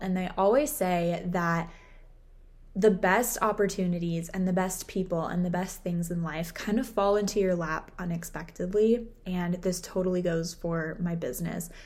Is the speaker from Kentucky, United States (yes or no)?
no; Southern California, United States; I was born and raised in Southern California